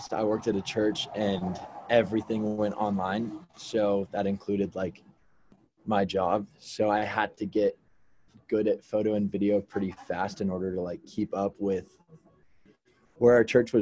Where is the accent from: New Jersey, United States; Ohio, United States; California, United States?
California, United States; Orange County; I'm originally from Orange County, California